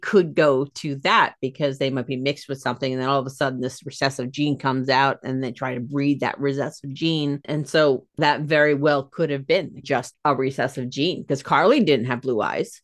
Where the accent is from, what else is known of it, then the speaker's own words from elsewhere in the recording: United States; I'm American.